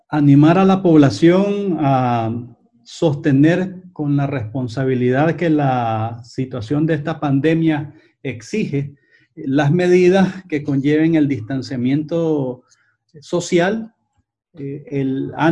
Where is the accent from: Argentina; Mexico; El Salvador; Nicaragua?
Nicaragua; porque como nicaragüenses tenemos una responsabilidad de cara a construir un mejor país, de cambiarlo para que todos los nicaragüenses y no solamente una parte de ellos